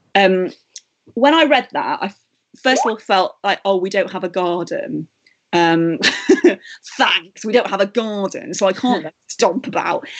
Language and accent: English; Matlock, East Midlands, United Kingdom; moved away; from my hometown of Matlock